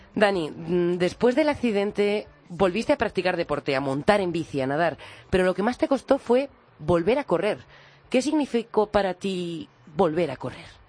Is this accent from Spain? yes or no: yes; Santo Domingo de la Calzada, La Rioja, Spain; born or raised there; moved away